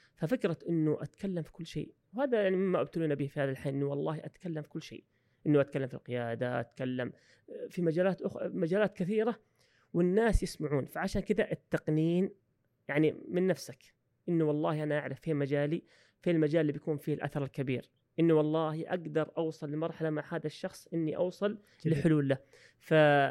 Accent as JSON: {"language": "Arabic", "country": "Saudi Arabia", "also_born_or_lived": "Australia", "said": "عندنا في السعوديه"}